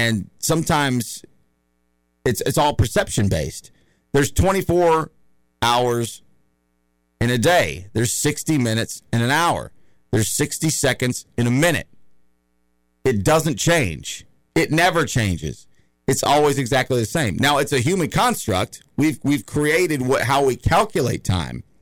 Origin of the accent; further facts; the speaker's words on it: the South, United States; I grew up in the South and I've been around a lot of redneck yahoos